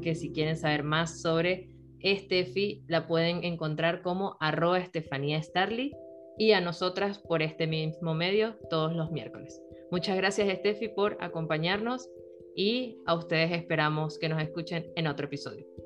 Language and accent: Spanish; Venezuela; now in Chile; Rol y yo somos venezolanas